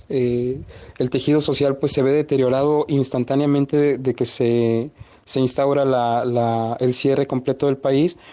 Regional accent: Mexico; me entero en ese entonces cuando yo ingreso que somos aproximadamente 30 mexicanos varados.

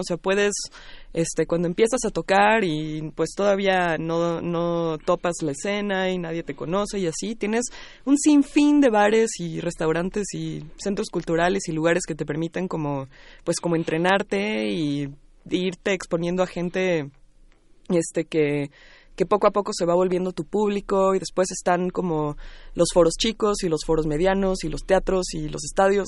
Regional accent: Mexico City, Mexico; yo soy del DF y siempre me he desarrollado aquí

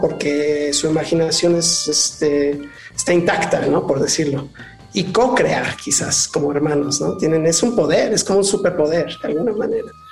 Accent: Mexico; moved away; also born or lived in Los Angeles; Yo nací en México, regresé a México, ya llevo varios años aquí

